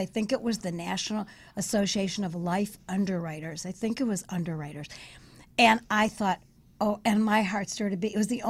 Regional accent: London, United Kingdom; accent: London; I was right out of London. I still had my little inflection, my London accent.

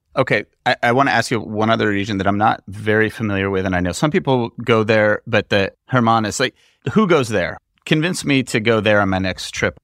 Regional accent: United States; as an American, you go out and have an this amazing meal that would cost you a few hundred dollars in the U S

